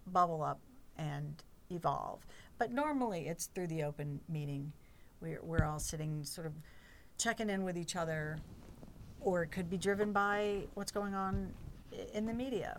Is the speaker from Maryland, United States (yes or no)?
no; Chapel Hill, North Carolina, United States; I grew up in Chapel Hill